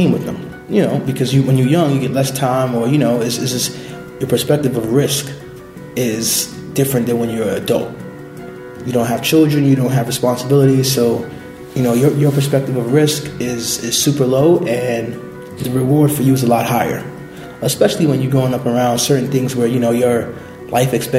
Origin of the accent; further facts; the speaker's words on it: New York City, New York, United States; I was born and raised in Brooklyn, in the Bushwick, East New York section of Brooklyn